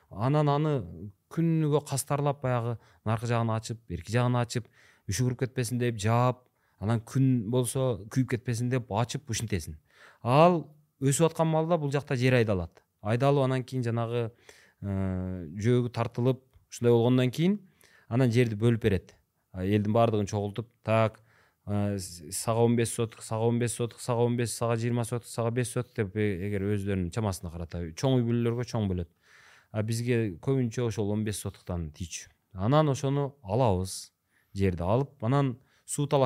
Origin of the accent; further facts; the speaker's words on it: Nookat, Osh Region, Kyrgyzstan; also born or lived in Kyzyl-Kiya; мен сексен төртүнчү жылкы болом анан ошол айылда э, туулуп өскөнмүн ноокатта ынтымак деген айыл бар